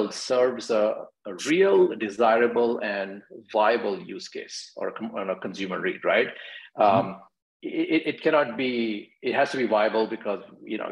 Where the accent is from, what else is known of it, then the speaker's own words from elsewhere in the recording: New Delhi, Delhi, India; moved away as an adult; also born or lived in Virginia, United States / Seattle, United States / San Francisco Bay Area, United States; now in Washington, D.C., United States; I grew up in India, New Delhi, and I migrated to the US in early 2000s to go to grad school at Virginia Tech.